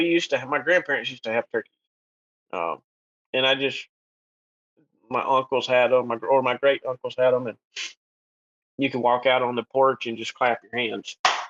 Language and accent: English; southern Alabama, United States; I helped the state of Alabama and Auburn University trap black bears here in my hometown.